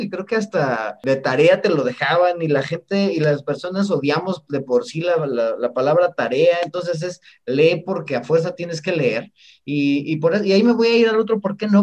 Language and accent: Spanish; Mexico; como mexicanos